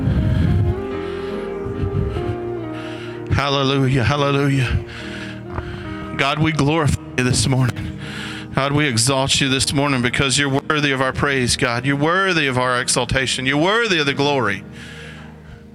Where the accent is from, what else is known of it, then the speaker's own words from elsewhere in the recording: United States; I'm so thankful that I'm an American. I'm so thankful that I live in the land of the free and the home of the brave